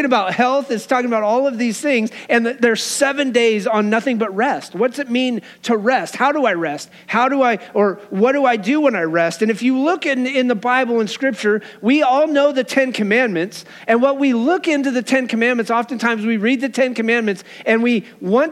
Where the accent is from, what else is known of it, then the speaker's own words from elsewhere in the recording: Wyoming, United States; Growing up in Wyoming